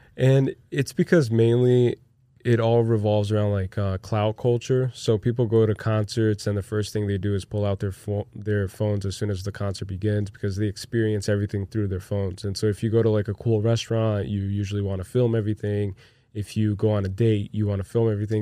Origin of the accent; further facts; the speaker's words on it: Brazil; moved away as an adult; now in United States; I grew up in Brazil